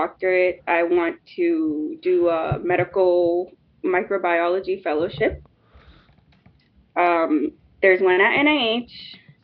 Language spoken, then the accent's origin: English; United States; us as an American